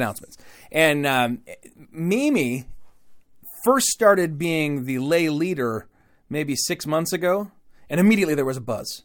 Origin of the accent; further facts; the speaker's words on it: Michigan, Midwest, United States; accent: Midwest; a word that I say as a Midwesterner in a strange way